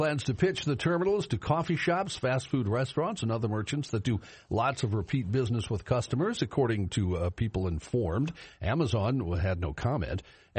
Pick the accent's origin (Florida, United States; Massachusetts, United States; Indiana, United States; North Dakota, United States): North Dakota, United States; North Dakota, my home state.